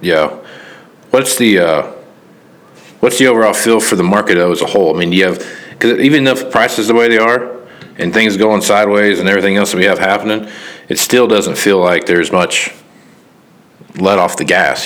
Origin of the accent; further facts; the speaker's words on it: Kansas, United States; I'm from Kansas. You know, so I'm from the 316